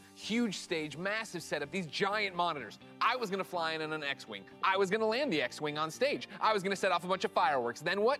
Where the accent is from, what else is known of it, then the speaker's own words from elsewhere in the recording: San Francisco, California, United States; I'm in my hometown of San Francisco